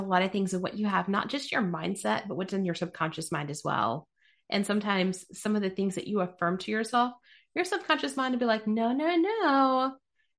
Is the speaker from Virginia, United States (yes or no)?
yes; Bristol, Virginia, United States; So I was raised in Bristol